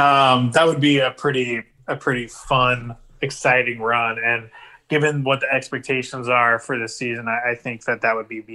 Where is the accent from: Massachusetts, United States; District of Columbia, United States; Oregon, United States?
Oregon, United States; Portland; Growing up in Portland, we literally had – I had a Beat LA shirt.